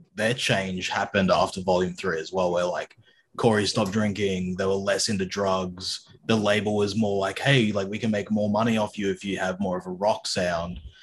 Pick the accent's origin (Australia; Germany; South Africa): Australia; Sydney, New South Wales; I grew up in Sydney